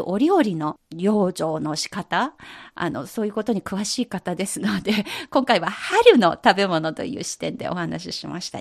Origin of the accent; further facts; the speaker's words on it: China; 私たち中国人